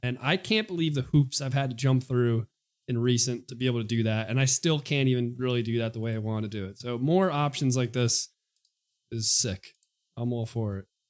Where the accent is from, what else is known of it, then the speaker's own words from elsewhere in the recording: New York City, New York, United States; I'm a kid from Queens